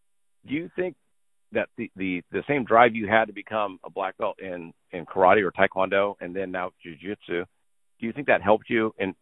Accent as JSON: {"language": "English", "town": "Los Angeles", "region": "California", "country": "United States", "said": "I'm from Los Angeles."}